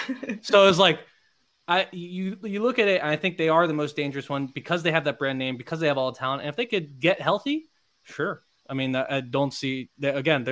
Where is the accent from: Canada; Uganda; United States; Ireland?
United States; Miami, Florida; now in Virginia, United States; I'm from Florida. Miami.